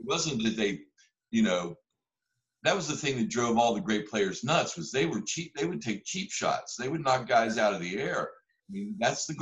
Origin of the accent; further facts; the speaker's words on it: West Virginia, United States; moved away; I grew up in West Virginia, where Jerry West is from